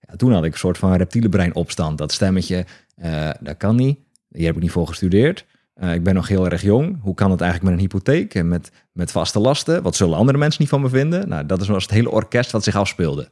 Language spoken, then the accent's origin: Dutch; Hoeksche Waard, South Holland, Netherlands; Ik kom uit Hoekse Waard, onder Rotterdam